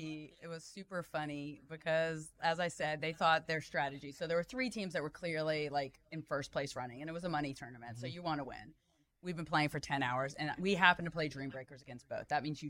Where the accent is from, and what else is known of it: Richardson, Texas, United States; born or raised there; also born or lived in Chicago / San Francisco / Austin / Dallas; now in Frisco, United States